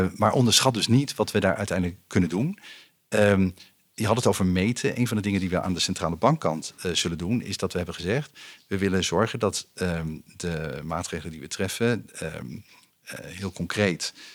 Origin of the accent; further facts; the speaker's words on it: Utrecht, Netherlands; opgegroeid in Utrecht in de stad.